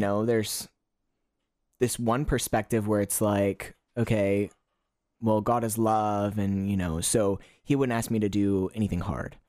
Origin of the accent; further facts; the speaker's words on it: Kentucky, United States; moved away as an adult; now in Gold Coast, Australia; I, I'm originally from Kentucky in the United States